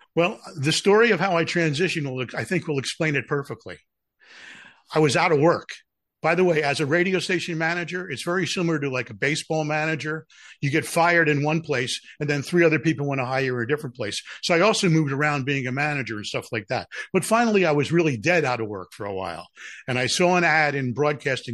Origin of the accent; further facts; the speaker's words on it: Philadelphia, Pennsylvania, United States; I'm from Philadelphia.